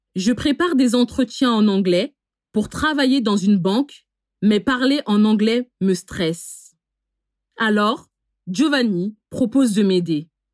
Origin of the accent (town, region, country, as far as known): France; born or raised there